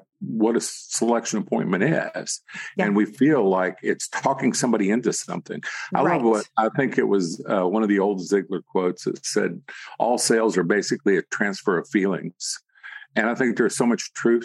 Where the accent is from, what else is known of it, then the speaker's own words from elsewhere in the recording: the South, United States; I'm from the South